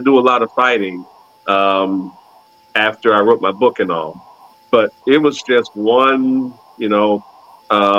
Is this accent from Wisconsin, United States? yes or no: yes; Milwaukee, Wisconsin, United States; now in Fort Worth, United States; I'm a native Wisconsinite, born and raised in Milwaukee, Wisconsin